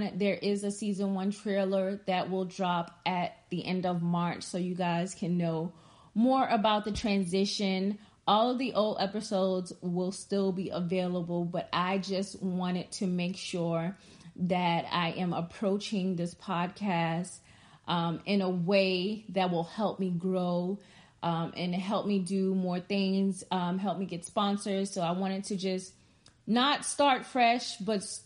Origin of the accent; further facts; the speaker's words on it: Charleston, South Carolina, United States; Charleston, South Carolina, because that's where I was born at, and I am from South Carolina